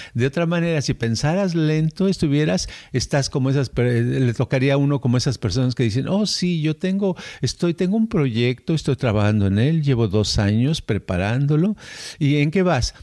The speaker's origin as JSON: {"language": "Spanish", "country": "Mexico", "moved": "yes", "said": "como somos mexicanos"}